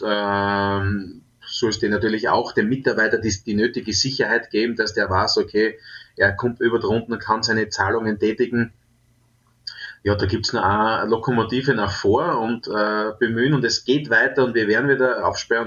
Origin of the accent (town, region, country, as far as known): Trautmannsdorf, Styria, Austria; born or raised there